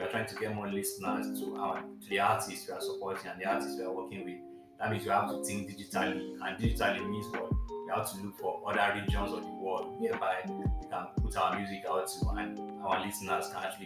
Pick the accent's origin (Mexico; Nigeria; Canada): Nigeria; me being a Nigerian